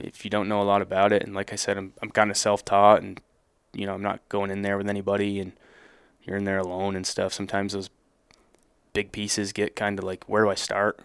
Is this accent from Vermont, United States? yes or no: yes; Northern Vermont, United States; I'm from Northern Vermont